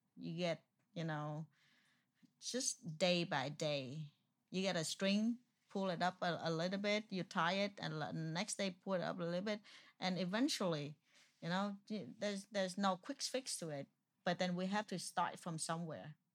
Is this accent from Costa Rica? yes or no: no; Vietnam; first language Vietnamese; English is a second language; moved away; also born or lived in Houston, Texas; I'm Vietnamese